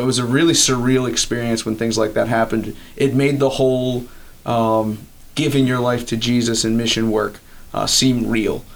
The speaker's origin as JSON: {"language": "English", "town": "Elkton", "region": "Maryland", "country": "United States", "tie": "born or raised there", "said": "I was actually born uh, and raised right across the border in Maryland. Uh, I grew up in Elkton, Maryland"}